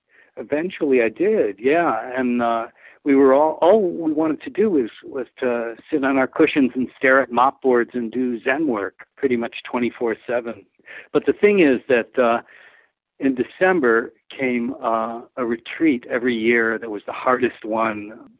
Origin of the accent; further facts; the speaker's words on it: Rochester, New York, United States; Right, my hometown, right across the street from where I was living.